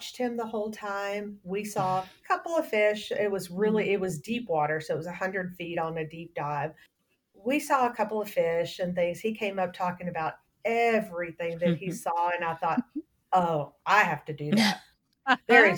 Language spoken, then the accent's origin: English; Texas, United States; I grew up in Texas. The water's brown